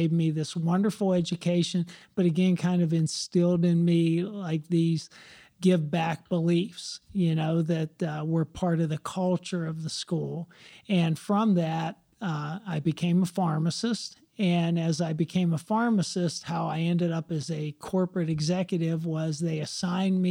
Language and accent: English; McDonald, Pennsylvania, United States; moved away; where I grew up in McDonald, Pennsylvania